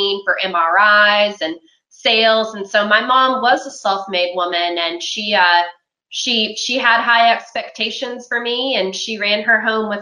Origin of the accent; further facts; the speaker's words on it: Charlotte County, Virginia, United States; I'm from Charlotte County, Virginia, which is in Southern Virginia